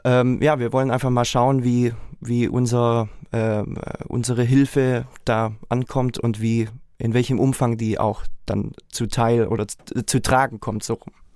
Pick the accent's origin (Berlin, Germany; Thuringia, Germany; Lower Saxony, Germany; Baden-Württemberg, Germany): Baden-Württemberg, Germany; Reutlingen; ich komme aus Reutlingen